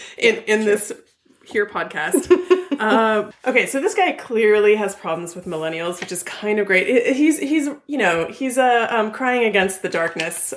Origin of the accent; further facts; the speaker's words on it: Ventura County, California, United States; my hometown newspaper, the VC oh. Star